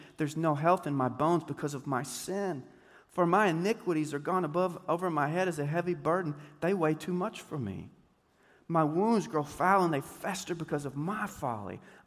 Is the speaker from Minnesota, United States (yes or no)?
no; Deep East Texas, United States; I grew up playing basketball in Deep East Texas